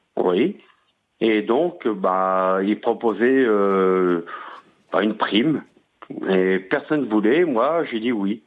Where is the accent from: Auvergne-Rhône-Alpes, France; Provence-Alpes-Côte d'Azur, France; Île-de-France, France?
Auvergne-Rhône-Alpes, France; Je suis d'Auvergne.